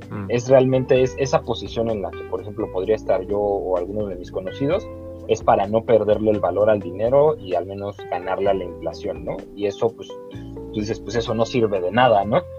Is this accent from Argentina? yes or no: no; Mexico; acá en México